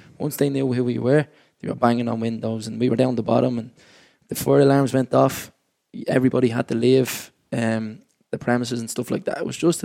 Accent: Dublin, Leinster, Ireland; I grew up in James Street Flats

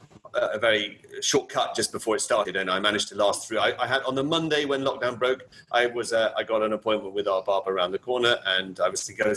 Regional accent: Kenya; now in Barcelona, Spain; I mean, I was born in Kenya. I grew up in Africa, and always through in a, you know, British or British educational system. My mother is English, and so, but I've always been an expat.

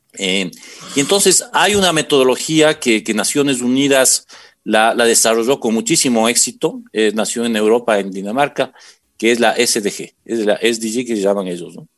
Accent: Quito, Pichincha, Ecuador; yo aquí en Quito, soy quiteño

